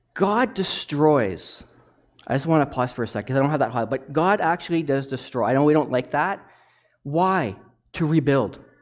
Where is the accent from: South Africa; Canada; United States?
Canada; Toronto, Ontario; now in Zurich, Canada; I'm from Toronto